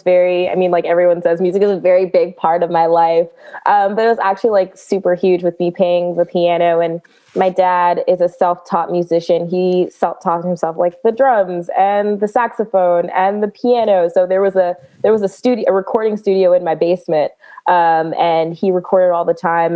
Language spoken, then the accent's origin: English; Prince George's County, Maryland, United States; I am born and raised in Prince George's County, Maryland.